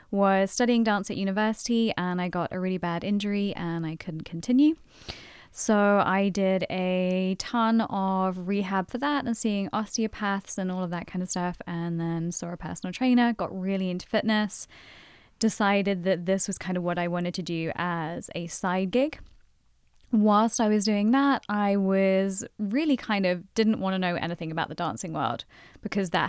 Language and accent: English; London, United Kingdom; moved away as an adult; now in Boston, United States